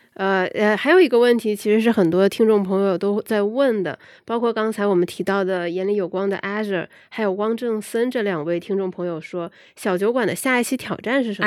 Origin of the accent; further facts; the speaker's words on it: Guangzhou, Guangdong, China; moved away; 我本身是来自广州，我觉得广州的整个生活节奏都特别地舒服